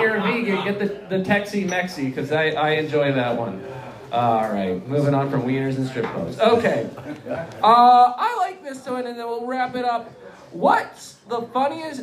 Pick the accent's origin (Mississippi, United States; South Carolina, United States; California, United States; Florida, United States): South Carolina, United States; I'm from South Carolina